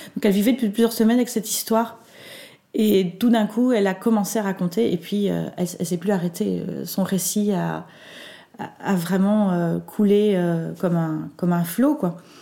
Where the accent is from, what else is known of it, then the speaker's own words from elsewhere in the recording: Belgium; chez nous en Belgique